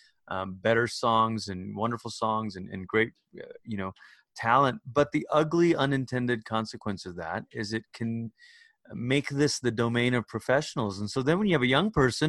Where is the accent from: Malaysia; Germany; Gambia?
Malaysia; moved away as an adult; also born or lived in Portland, Oregon, United States / Oklahoma, United States; now in United States; I'm originally from Malaysia